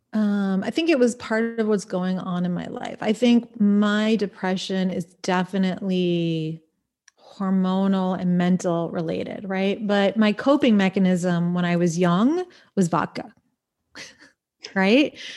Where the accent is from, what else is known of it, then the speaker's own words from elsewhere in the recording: Smithtown, New York, United States; moved away as an adult; Smithtown, Suffolk County, North Shore